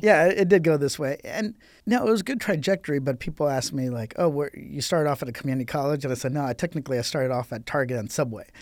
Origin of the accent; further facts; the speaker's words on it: Riverside, California, United States; I grew up in Riverside